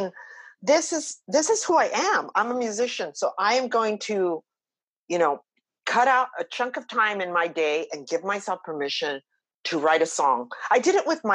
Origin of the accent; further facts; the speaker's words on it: Los Angeles, California, United States; growing up in East LA during the 60s and 70s